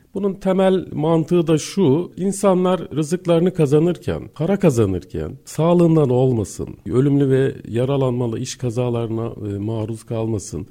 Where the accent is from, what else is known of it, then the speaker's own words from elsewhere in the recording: Gaziantep, Turkey; moved away as an adult; Orada doğdum, büyüdüm. Lise hayatımın sonuna kadar e, Gaziantep'teydim.